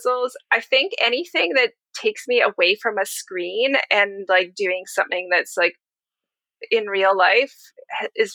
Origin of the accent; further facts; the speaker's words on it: Vancouver, British Columbia, Canada; Vancouver, which is my hometown